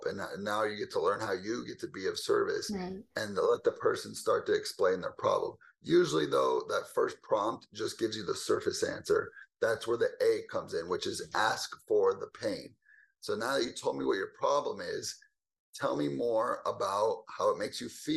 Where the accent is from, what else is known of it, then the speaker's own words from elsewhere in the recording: Southern California, United States; moved away as an adult; now in Dallas, United States; I'm originally born and raised in California, Southern California, to be exact